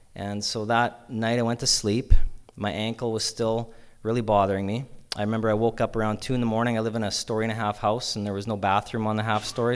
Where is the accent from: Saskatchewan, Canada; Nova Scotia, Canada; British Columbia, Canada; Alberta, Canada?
Saskatchewan, Canada; Yorkton; I grew up in Yorkton here